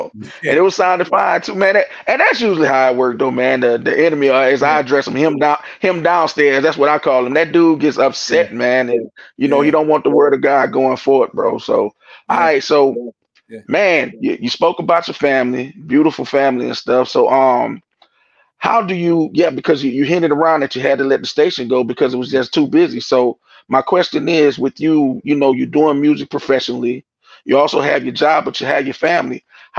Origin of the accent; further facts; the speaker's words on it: New York, United States; So okay, so we're from New York, man.